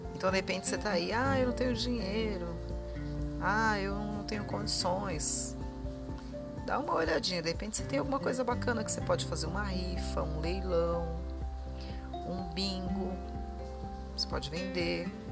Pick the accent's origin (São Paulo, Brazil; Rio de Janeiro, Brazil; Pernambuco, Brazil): São Paulo, Brazil; Diadema; eu sou de São Paulo, nasci em Diadema, né? Região do ABC paulista.